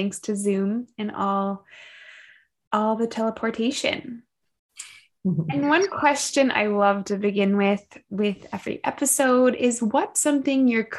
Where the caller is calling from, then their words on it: California, United States; and I am tuning in from California.